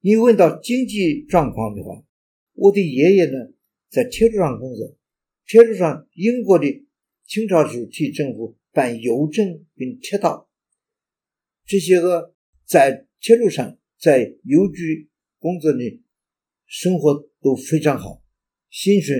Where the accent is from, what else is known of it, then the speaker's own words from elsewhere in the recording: Daokou, Henan, China; 这个地方新乡呢，就以后呢也是我的呃家乡的主教的所在地。